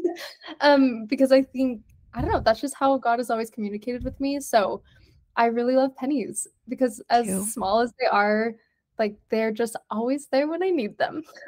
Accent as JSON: {"language": "English", "town": "Provo", "region": "Utah", "country": "United States", "tie": "born or raised there", "also_born_or_lived": "Argentina", "said": "I am from Provo, Utah, born and raised"}